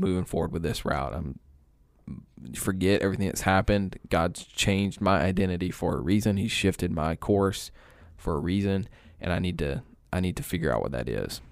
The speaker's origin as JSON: {"language": "English", "region": "East Alabama", "country": "United States", "tie": "born or raised there", "moved": "as an adult", "lives_now": "Carrollton, United States", "said": "I grew up in East Alabama."}